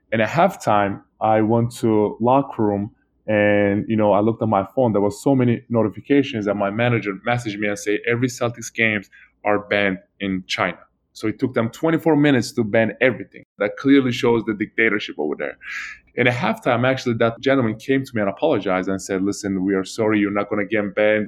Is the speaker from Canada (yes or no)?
no; Turkey; moved away; Turkey because my family was involved and that was my home country